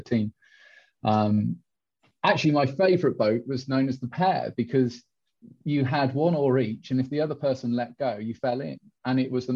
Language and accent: English; Durham, North East England, United Kingdom; moved away as an adult; also born or lived in Nottingham; now in Isle of Man; I was born in Durham in the Northeast